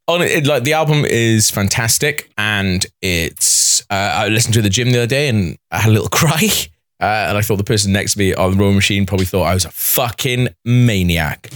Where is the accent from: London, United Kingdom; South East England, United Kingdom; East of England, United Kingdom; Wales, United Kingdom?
Wales, United Kingdom; as a Welsh person